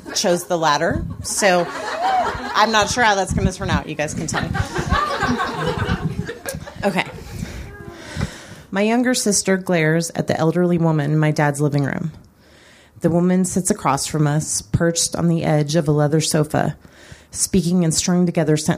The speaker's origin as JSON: {"language": "English", "town": "Colorado Springs", "region": "Colorado", "country": "United States", "tie": "born or raised there", "said": "my hometown of Colorado Springs"}